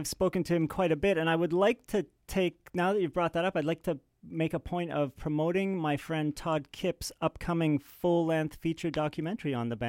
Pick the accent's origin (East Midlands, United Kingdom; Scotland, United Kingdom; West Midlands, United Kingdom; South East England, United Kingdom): Scotland, United Kingdom; Edinburgh; born there; I was born in Edinburgh, Scotland, so it was very easy.